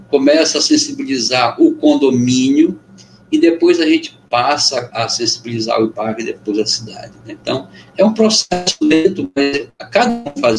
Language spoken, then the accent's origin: Portuguese; Benjamin Constant, Amazonas, Brazil; Amazonense do interior e uhum. sou de Benjamin Constant, né? então lá na fronteira onde o rio Amazonas começa a ser brasileiro.